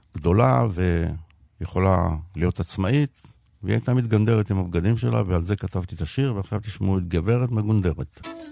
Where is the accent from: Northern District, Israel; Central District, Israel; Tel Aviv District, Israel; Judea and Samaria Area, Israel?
Tel Aviv District, Israel; Tel Aviv; נולדתי וגדלתי בשכונת שפירא בדרום תל אביב